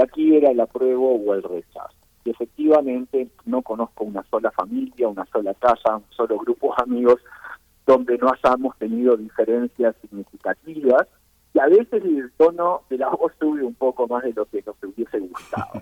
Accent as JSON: {"language": "Spanish", "country": "Uruguay", "moved": "yes", "lives_now": "Chile", "said": "Ustedes imaginarán por mi acento que yo no soy originalmente chileno, yo vengo del Uruguay originalmente."}